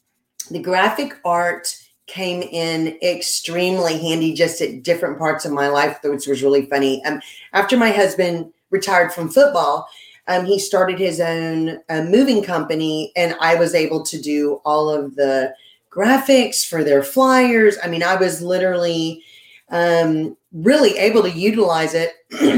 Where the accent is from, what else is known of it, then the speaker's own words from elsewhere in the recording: Lake Charles, Louisiana, United States; Yeah, that's how you just tell people, I'm from Lake Charles, Grant Cardone's home.